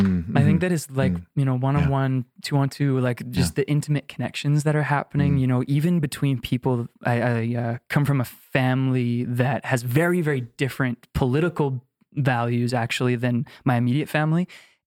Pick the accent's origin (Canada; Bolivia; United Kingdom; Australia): Canada; And I'm so grateful to be, have grown up in this incredible country.